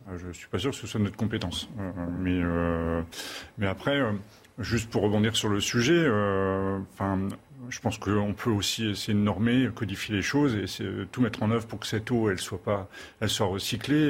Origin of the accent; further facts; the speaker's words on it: Channel coast, Hauts-de-France, France; je suis originaire des Hauts-de-France. Euh, du littoral de la Manche